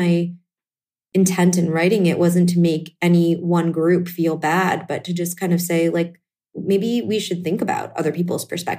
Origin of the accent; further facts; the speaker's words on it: Northeast, United States; based on my own life experiences as an Indian American, having parents who are first generation, growing up in the Northeast in a fairly homogenous town